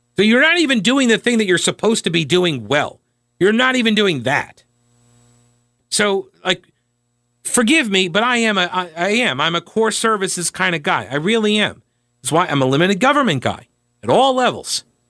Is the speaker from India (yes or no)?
no; New York, United States; now in North Carolina, United States; I'm originally from New York